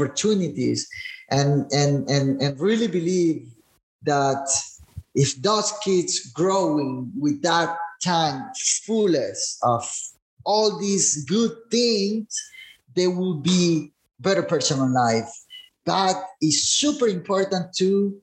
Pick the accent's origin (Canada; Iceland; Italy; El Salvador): El Salvador; El Zonte, La Libertad; I remember growing here in Sonte in Christian families